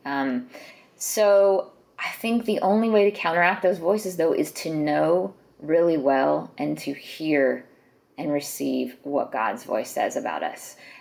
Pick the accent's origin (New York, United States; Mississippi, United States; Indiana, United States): Mississippi, United States; Jackson; I grew up in Jackson, Mississippi